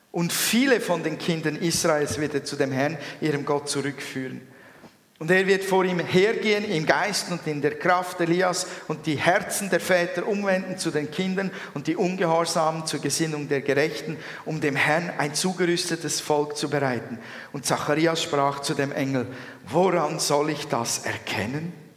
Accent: Switzerland; bei uns in der Schweiz. wo die Welt noch in Ordnung ist

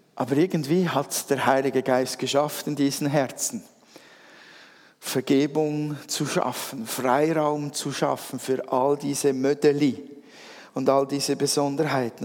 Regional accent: Switzerland; als Schweizer

